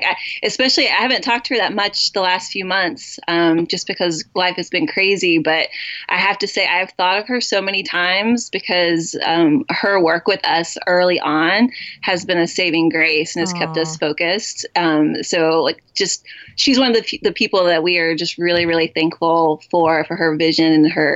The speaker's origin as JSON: {"language": "English", "town": "Portland", "region": "Maine", "country": "United States", "said": "We're from Portland, Maine"}